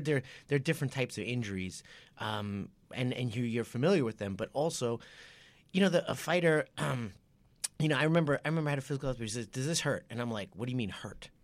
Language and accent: English; Japan; moved away; I was brought up in Japan